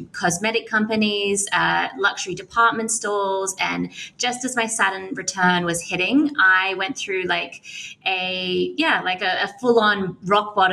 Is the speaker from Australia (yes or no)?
yes; Australia; moved away; I'm an Australian girl that loves to travel